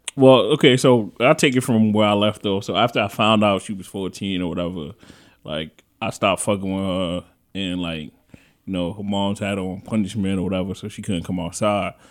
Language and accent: English; New York City, New York, United States; I'm from the Bronx